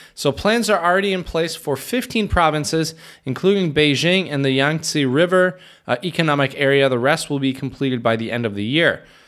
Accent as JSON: {"language": "English", "region": "Michigan", "country": "United States", "moved": "as an adult", "lives_now": "Czech Republic", "said": "I was from Michigan"}